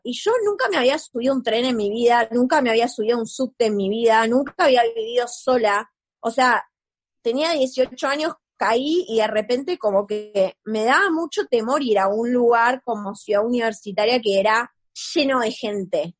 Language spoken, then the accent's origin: Spanish; Neuquén, Argentina; moved away as an adult; now in Buenos Aires, Argentina; yo soy de Neuquén